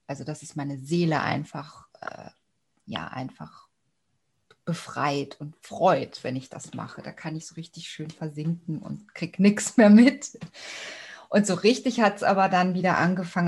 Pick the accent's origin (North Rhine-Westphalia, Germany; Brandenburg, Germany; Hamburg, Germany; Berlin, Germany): North Rhine-Westphalia, Germany; Cologne; moved away as an adult; also born or lived in Stuttgart; now in Austria; Na, ich bin ja auch eine Kölsche. Ich komme eigentlich aus Köln